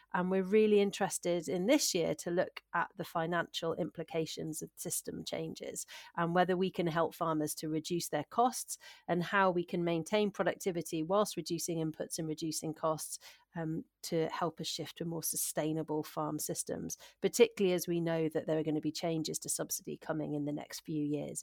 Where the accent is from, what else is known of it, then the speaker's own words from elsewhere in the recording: Shropshire, West Midlands, United Kingdom; moved away as an adult; also born or lived in North Wales / Hampshire / West Sussex; now in Aberdeenshire, United Kingdom; I'm originally from Shropshire, uh, which is just on the England Wales border, and I spent a lot of my childhood actually in, in North Wales.